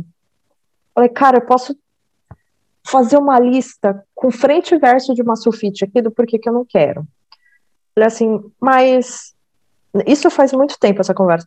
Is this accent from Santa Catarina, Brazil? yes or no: no; Salto, São Paulo, Brazil; quando eu nasci, a gente foi morar em Salto